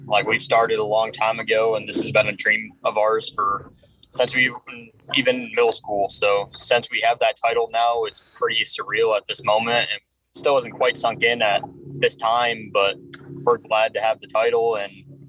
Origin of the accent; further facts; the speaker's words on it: Saline, Michigan, United States; I'm from Saline, Michigan, just right outside of Ann Arbor.